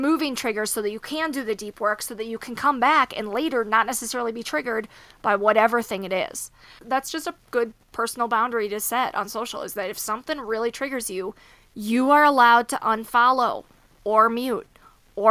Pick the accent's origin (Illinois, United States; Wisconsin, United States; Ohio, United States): Wisconsin, United States; now in Colorado, United States; I'm from Wisconsin. So we're very Midwestern roots family.